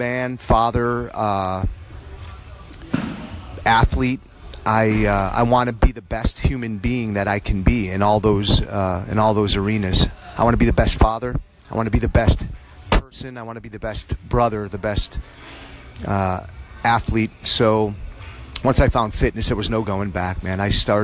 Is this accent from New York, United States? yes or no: yes; Buffalo, New York, United States; moved away as an adult; now in Dallas, United States; I grew up in Buffalo, New York.